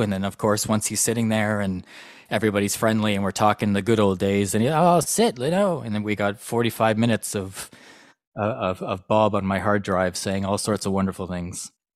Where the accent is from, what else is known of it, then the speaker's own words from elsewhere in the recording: Vancouver, British Columbia, Canada; I'm from Vancouver, Canada